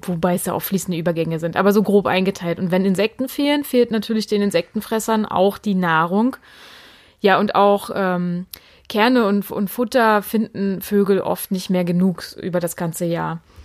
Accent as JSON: {"language": "German", "region": "Mecklenburg-Vorpommern", "country": "Germany", "said": "hier bei uns in Mecklenburg"}